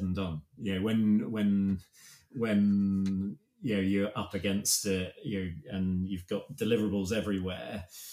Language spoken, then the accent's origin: English; United Kingdom; we're so British